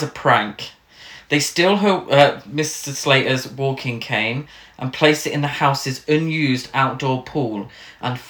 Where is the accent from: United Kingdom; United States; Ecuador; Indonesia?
United Kingdom; England; us as English people